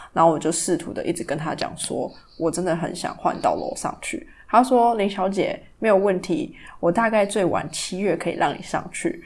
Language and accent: Chinese; Taiwan; 身为台湾人